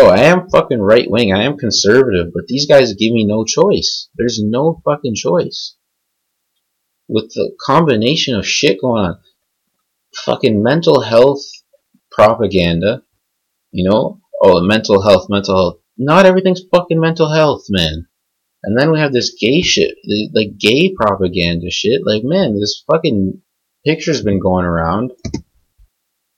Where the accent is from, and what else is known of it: Canada